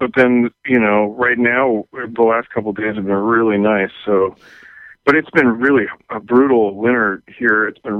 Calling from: Oakland, California, United States; I'm calling from Oakland, California.

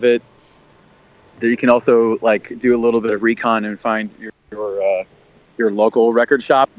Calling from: Buffalo, New York, United States; Buffalo, New York.

